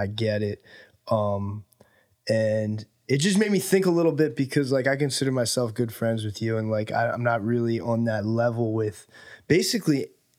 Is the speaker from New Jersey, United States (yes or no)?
yes; New Jersey, United States; moved away as an adult; now in Los Angeles, United States; You mentioned I'm from New Jersey.